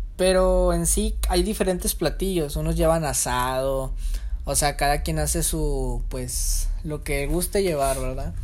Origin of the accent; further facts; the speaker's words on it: Monterrey, Nuevo León, Mexico; en mi caso, como regio, hacen tamales del veinticuatro